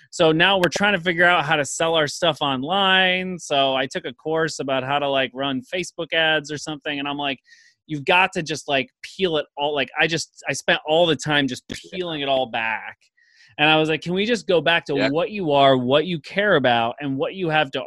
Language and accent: English; Skaneateles, New York, United States; we're both from Skaneateles